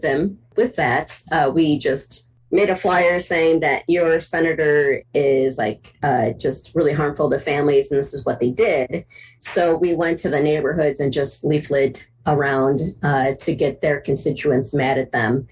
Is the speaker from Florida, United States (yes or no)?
no; Cleveland, Ohio, United States; moved away as an adult; also born or lived in Twin Cities, Minnesota; now in Minneapolis–Saint Paul, United States; I'm originally from Cleveland, Ohio, and uh, moved out into the great Twin Cities area in like 91, late 91, 92